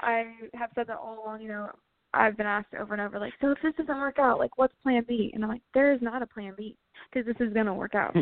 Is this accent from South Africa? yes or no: no; Columbia, Missouri, United States; my hometown venue. It's called the Blue Note in Columbia, Missouri, and I grew up going to all my shows there